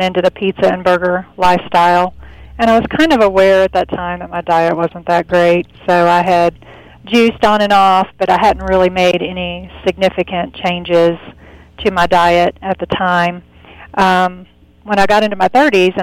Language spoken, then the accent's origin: English; Southeast Texas, United States; I grew up in Southeast Texas